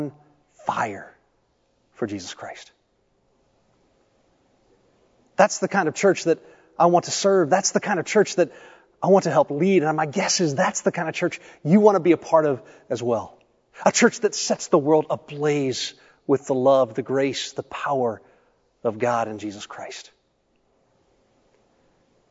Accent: Tennessee, United States; also born or lived in Ohio; I grew up in Tennessee, I was actually born in Ohio. I don't remember much of living there. We moved when I was quite young

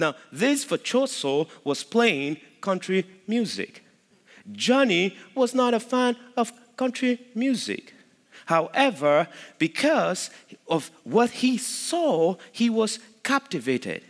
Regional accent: Nigeria; moved away as an adult; now in Midlothian, United States; I am from Nigeria

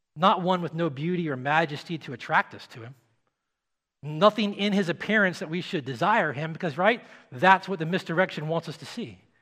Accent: Nashville, Tennessee, United States; I'm from Nashville

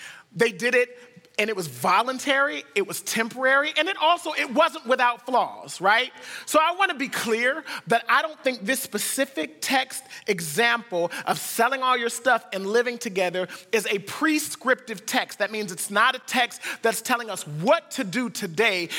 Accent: United States; we're from the United States

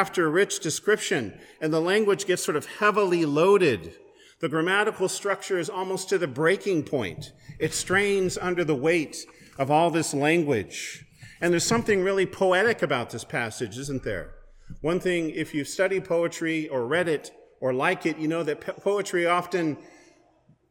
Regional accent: West Coast, United States; moved away; also born or lived in Pullman, Washington; I'm originally from the West Coast

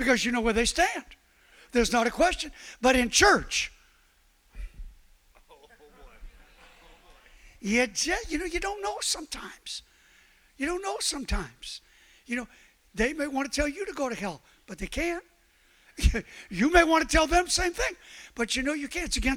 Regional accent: New York City, New York, United States; I'm from Brooklyn

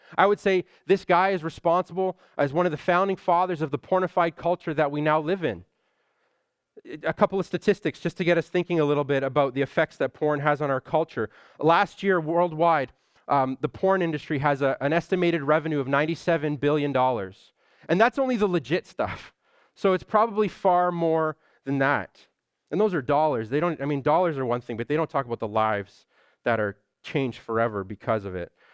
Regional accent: Toronto, Ontario, Canada; I'm from Scarborough

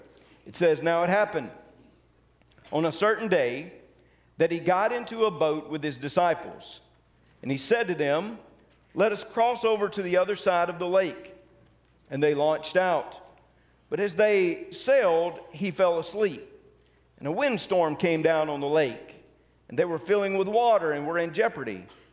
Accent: Tupelo, Mississippi, United States; growing up in Tupelo, sometimes we would go down to Ballard Park

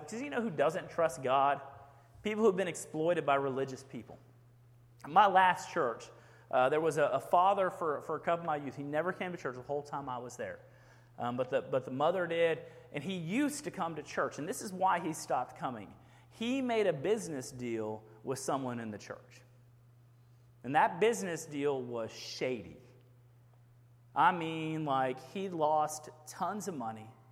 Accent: Houston, Texas, United States; now in Rockdale, United States; I grew up in Houston, Texas, big city.

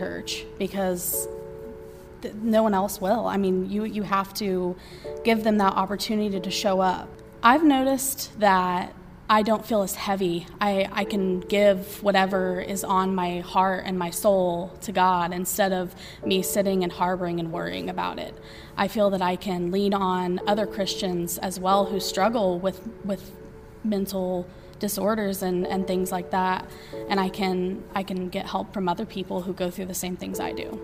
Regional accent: Hutchinson, Kansas, United States; I grew up here in Hutchinson.

